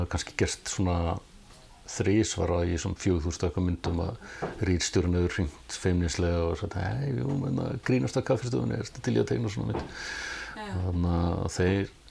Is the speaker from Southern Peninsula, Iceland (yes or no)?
no; Reykjavík, Capital Region, Iceland; Ég ólstu upp á Sogaveginum í Þýkörfi og, og eh, bjóð þar til alveg til tvítugs